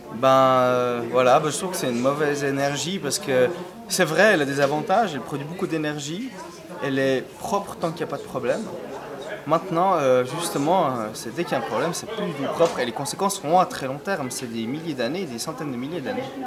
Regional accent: Zurich, Switzerland; now in Lausanne, Switzerland; Je suis né à Zurich et maintenant je vis à Lausanne.

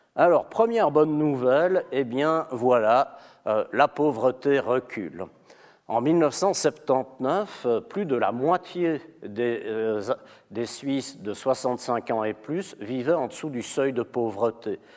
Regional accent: Belgium; now in Switzerland; je suis belge

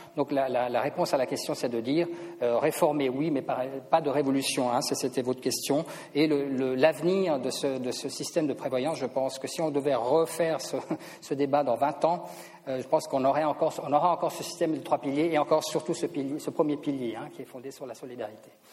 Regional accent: Switzerland; en tant que Suisse

